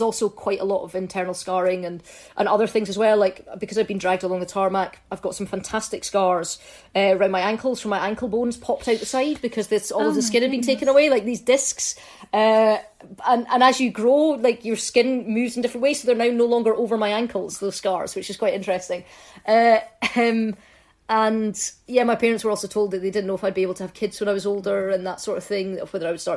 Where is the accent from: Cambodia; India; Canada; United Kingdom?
United Kingdom; Fife, Scotland; also born or lived in Scottish Borders; when I was about five, we moved up to Fife. So we lived in a small village. My primary school was in the village.